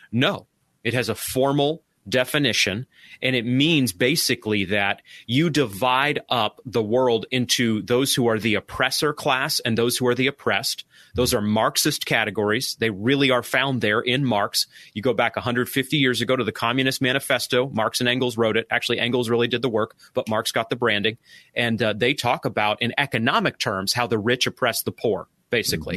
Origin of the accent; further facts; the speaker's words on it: Maine, United States; now in Arkansas, United States; I'm from Maine